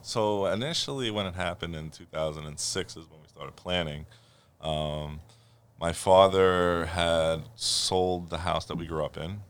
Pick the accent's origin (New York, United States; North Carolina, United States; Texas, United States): New York, United States; New York City; born or raised there